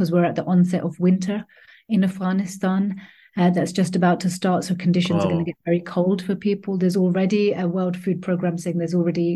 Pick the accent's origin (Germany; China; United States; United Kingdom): United Kingdom; London; also born or lived in Pakistan; I've been living in the UK and in London, I'm quite happy to say I'm from London.